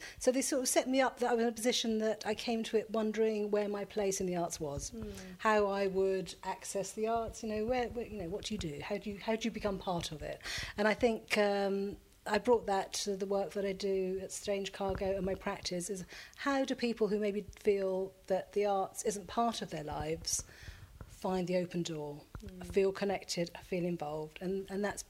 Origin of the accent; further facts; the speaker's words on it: Folkestone, South East England, United Kingdom; I grew up in Folkestone